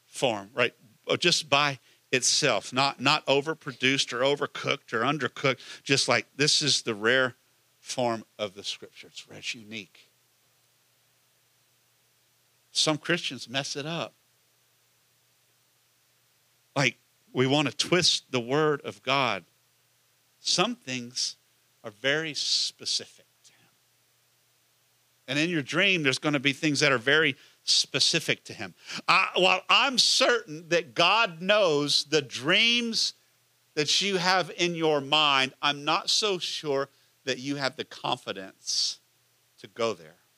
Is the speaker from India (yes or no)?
no; Houston area, Texas, United States; moved away as an adult; also born or lived in Washington, D.C.; we get to build it in Ellington Field. And I'm in my hometown